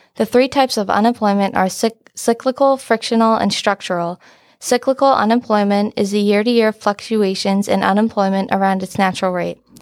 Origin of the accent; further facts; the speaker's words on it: Stony Point, New York, United States; I'm from Stony Point, New York